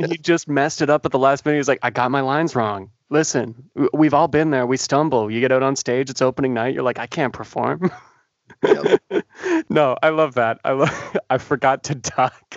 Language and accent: English; Canada; being a Canadian